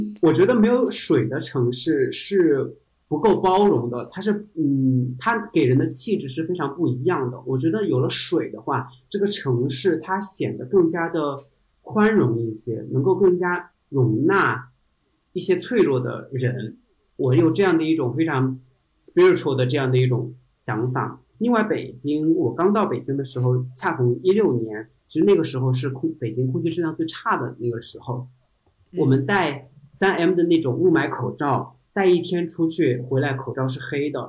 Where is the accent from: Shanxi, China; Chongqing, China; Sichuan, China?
Chongqing, China; moved away as an adult; also born or lived in Shenzhen / Beijing; 可能是因为我来自重庆，